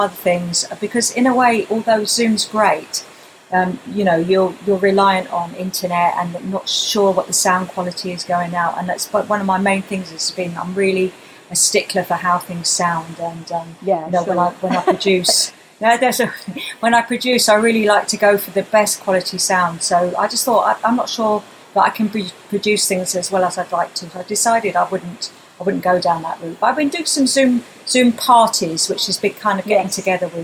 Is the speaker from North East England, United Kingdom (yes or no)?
no; Wembley, London, United Kingdom; growing up in Wembley